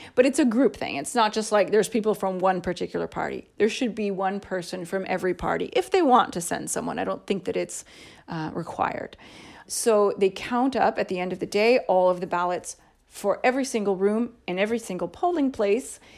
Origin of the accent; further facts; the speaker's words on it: United States; moved away as an adult; also born or lived in Canada; now in Italy; I was already living in a different state from my home state